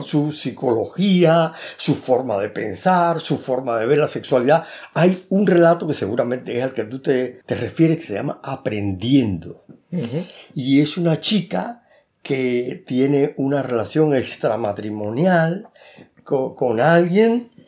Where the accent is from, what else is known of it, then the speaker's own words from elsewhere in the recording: Cuba; moved away as an adult; also born or lived in Havana, Cuba; now in Spain; yo nací en Cuba